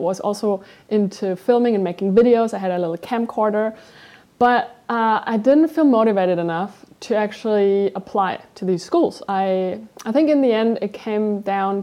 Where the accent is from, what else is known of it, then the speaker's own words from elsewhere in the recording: small town just north of Munich, Bavaria, Germany; I grew up in Germany, in this town where I'm right now. It's a small town just north of Munich